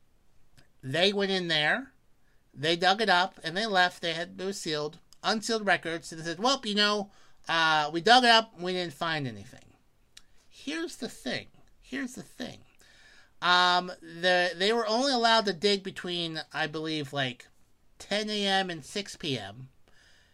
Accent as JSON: {"language": "English", "region": "Pennsylvania", "country": "United States", "said": "the great Commonwealth of Pennsylvania, my home state"}